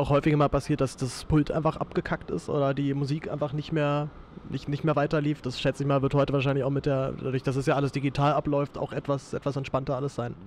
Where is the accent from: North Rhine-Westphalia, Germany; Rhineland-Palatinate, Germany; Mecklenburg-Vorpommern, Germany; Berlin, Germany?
Berlin, Germany; als Berliner